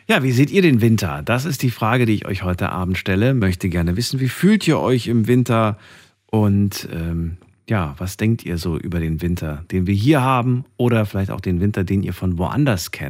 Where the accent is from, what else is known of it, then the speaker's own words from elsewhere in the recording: Mainz, Rhineland-Palatinate, Germany; Äh, ich komme aus Mainz.